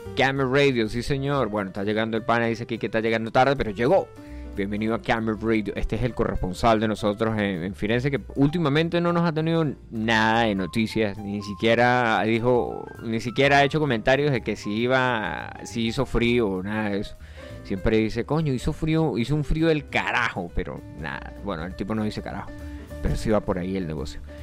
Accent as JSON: {"language": "Spanish", "country": "Colombia", "moved": "yes", "said": "Yo vivo en el Yaure, aquí no es Colombia, aunque yo soy colombiano"}